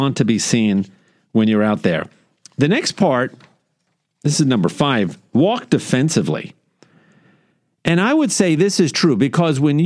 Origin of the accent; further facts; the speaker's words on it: New York, United States; now in Houston, United States; growing up in New York